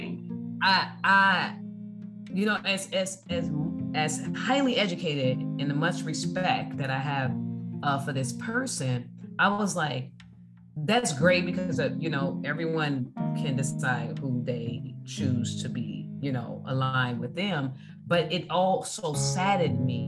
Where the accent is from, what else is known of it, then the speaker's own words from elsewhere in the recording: Chicago, Illinois, United States; I grew up in Chicago